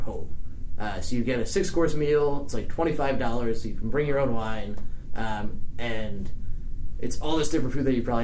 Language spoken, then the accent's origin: English; United States; accent: American; my American accent